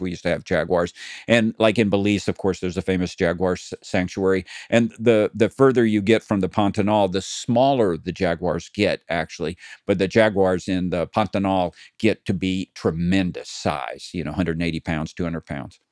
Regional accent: Tennessee, United States; now in California, United States; I grew up in Tennessee

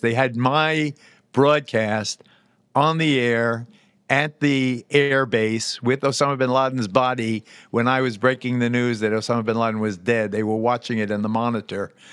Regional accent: United States; also born or lived in Puerto Rico (family heritage); as an American Jew

